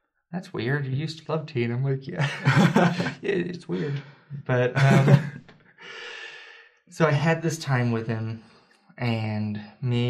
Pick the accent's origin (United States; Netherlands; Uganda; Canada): United States; Berea, Kentucky; moved away; I grew up in Kentucky